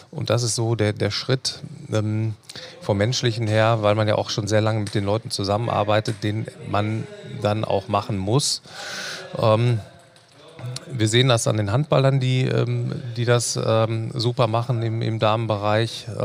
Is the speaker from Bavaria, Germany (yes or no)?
no; Dortmund, North Rhine-Westphalia, Germany; Ich bin am Borsigplatz ähm, aufgewachsen, äh, habe da ungefähr 25 Jahre gelebt.